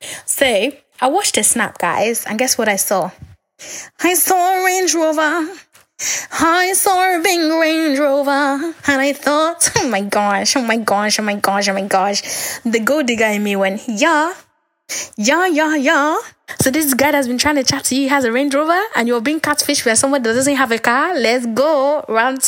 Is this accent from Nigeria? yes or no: yes; Nigeria; We're both Nigerian